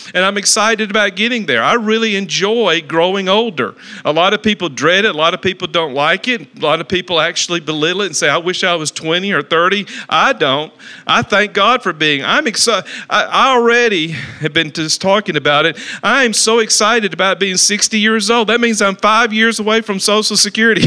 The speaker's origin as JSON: {"language": "English", "town": "Talladega", "region": "Alabama", "country": "United States", "moved": "yes", "lives_now": "Dallas-Fort Worth, United States", "said": "I come from Talladega, Alabama"}